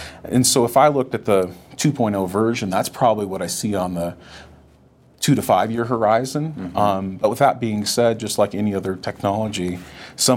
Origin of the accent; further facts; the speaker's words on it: North Dakota, United States; now in Colorado, United States; I grew up in North Dakota